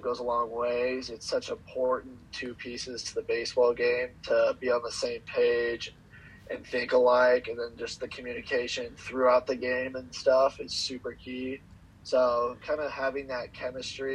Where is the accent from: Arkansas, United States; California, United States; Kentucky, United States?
California, United States; I'm from California